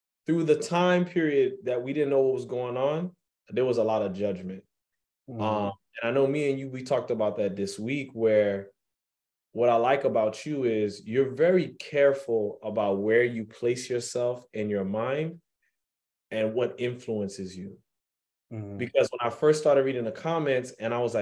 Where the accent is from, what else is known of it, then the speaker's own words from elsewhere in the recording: New York, United States; me growing up in New York